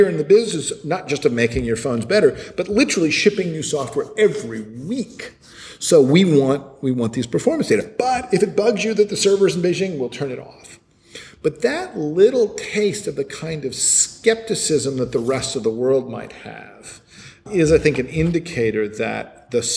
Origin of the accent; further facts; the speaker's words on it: United States; now in China; I come to this as an American